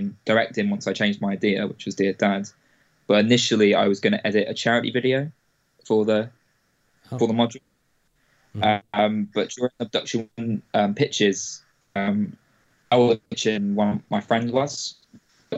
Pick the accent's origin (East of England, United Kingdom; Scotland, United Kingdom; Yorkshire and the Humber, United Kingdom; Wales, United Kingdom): Wales, United Kingdom; moved away as an adult; also born or lived in England / Bristol; I spent about 10 years in Wales until I was 18, and I came back to England to do my studies in Bristol